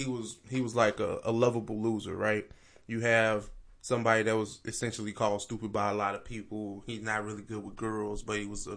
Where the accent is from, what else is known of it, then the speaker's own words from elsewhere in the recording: Oakland, California, United States; growing up in Oakland, you dealt with gangs and things of that nature.